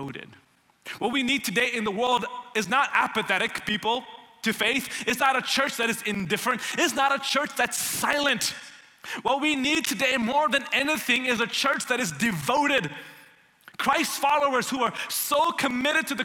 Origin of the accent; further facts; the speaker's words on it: India; also born or lived in Tennessee, United States / Houston, Texas, United States; now in Dallas, United States; I grew up in India